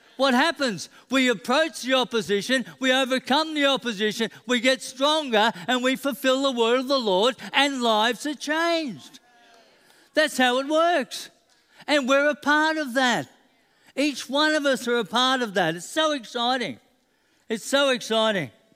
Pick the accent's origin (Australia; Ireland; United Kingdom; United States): Australia; Queensland; I'm a Queenslander